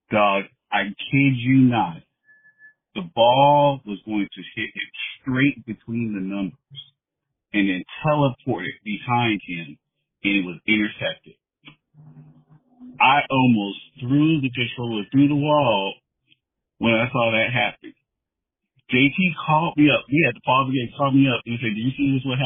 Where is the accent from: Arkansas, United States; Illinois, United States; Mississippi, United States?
Illinois, United States; Chicago; now in Seattle, United States; because I'm from Chicago.